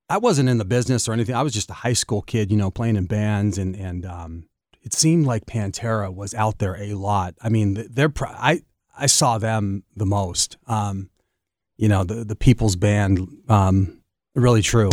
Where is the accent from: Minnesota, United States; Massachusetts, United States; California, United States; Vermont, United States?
California, United States; Los Angeles; now in Detroit, United States; I grew up in Los Angeles